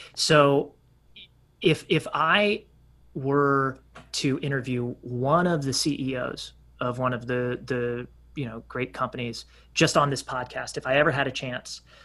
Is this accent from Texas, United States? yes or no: yes; Texas, United States; as a Texan